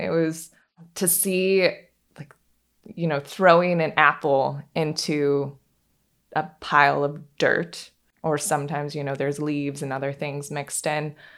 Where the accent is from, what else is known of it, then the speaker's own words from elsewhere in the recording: Pacific Northwest, United States; now in Charleston, United States; I grew up in the Pacific Northwest, and I just had a really free childhood